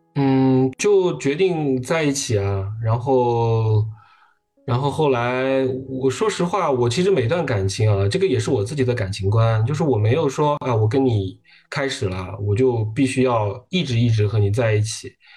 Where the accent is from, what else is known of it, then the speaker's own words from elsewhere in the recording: Hunan, China; 我是湖南人，我大学是在湖南上的